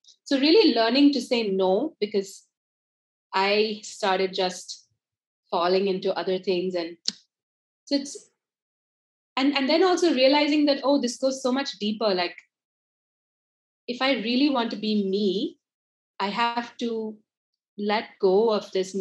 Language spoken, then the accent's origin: English; India; moved away as an adult; also born or lived in United States; I grew up in India, studied and lived in the US for about 10 years and worked there